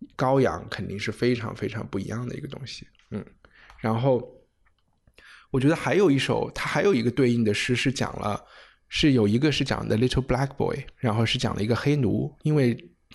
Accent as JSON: {"language": "Chinese", "country": "China", "said": "我们中国人"}